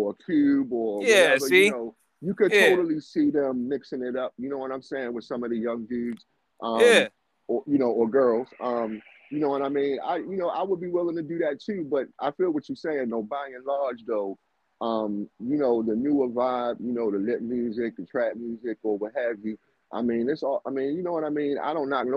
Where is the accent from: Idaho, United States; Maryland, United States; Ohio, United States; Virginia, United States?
Maryland, United States; Baltimore; my hometown in Baltimore